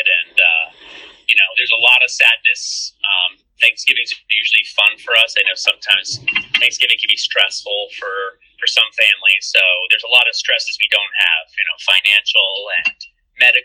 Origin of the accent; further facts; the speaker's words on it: New York, United States; now in Montgomery County, United States; I grew up in New York